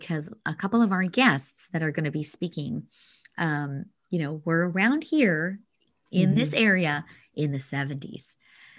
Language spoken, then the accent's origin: English; Alberta, Canada; and I grew up in Northern Alberta. So, you know, we lived in the tundra for probably 6 months of the year.